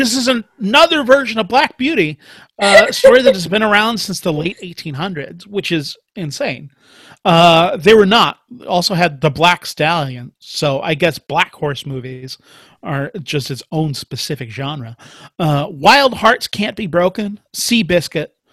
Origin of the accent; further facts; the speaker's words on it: Sand Springs, Oklahoma, United States; i grew up in sand springs oklahoma